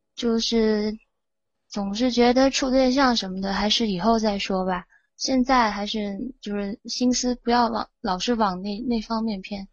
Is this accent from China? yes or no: yes; Guiyang, Guizhou, China; 我来自，呃，贵州贵阳